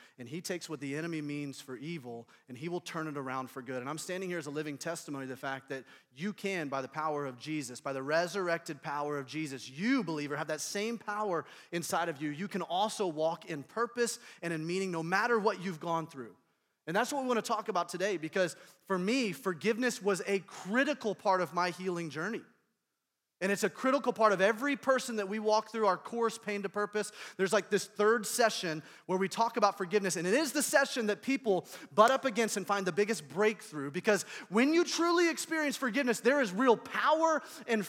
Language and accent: English; Indianapolis, Indiana, United States; I'm from Indianapolis, Indiana